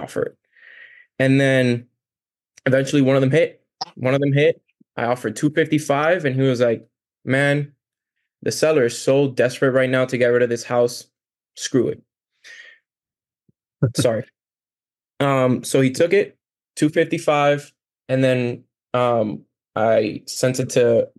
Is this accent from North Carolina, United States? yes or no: no; Miami, Florida, United States; also born or lived in Cuba; I'm from Cuba and I moved here when I was younger, you know, to Miami, like most Cubans do. And I just lived there my whole life